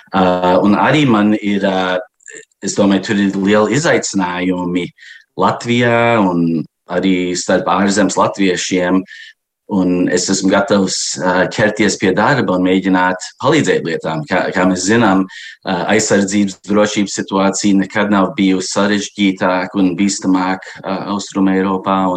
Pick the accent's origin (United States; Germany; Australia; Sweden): United States; Chicago, Illinois; now in Washington, United States; Mē, būdams, es dzīvoju Vašingtonā, bet es uzaugu Čikāgā